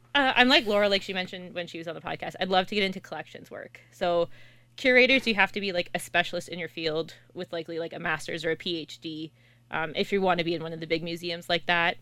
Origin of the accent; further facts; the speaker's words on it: Kingston, Ontario, Canada; I'm from Kingston